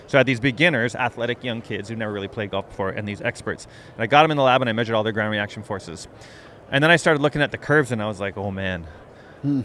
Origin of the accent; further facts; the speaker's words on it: Canada; moved away as an adult; I grew up in Canada, did uh, my PhD, all of my schooling up there